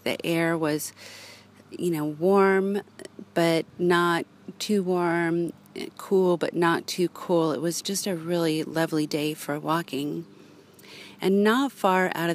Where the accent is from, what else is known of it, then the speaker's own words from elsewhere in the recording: Los Angeles, California, United States; moved away; growing up in Los Angeles